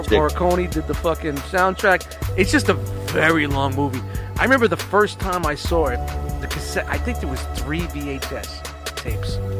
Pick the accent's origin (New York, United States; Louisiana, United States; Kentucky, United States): New York, United States; New York City; I grew up in Brooklyn